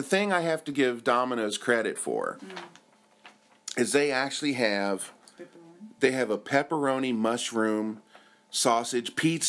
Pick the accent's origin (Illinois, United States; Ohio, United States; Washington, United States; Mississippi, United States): Ohio, United States; Cincinnati; moved away as an adult; now in Japan; I'm from Cincinnati